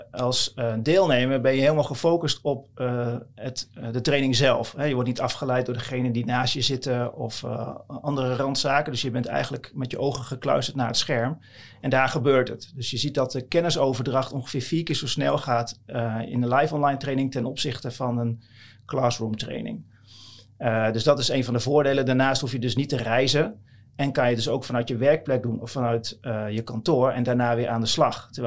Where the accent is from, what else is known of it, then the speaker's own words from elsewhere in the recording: Dalen, Drenthe, Netherlands; Eh, ik kom uit Dalen, dat is een klein dorpje tussen Koevoorde en Emmen.